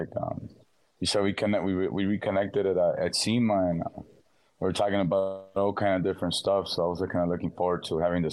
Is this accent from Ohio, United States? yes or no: no; Los Angeles, California, United States; I was born and raised in South Central